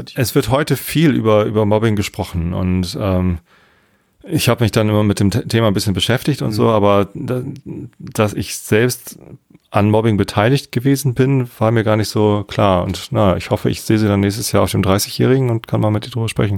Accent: Tostedt, Lower Saxony, Germany; Ich bin ja hier in der Ecke. Ne? Ich bin in Tostedt zur Schule gegangen, okay. jetzt wohne ich immer noch in der Samtgemeinde Tostedt

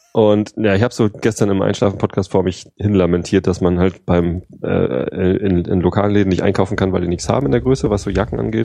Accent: Germany; bei uns in Deutschland

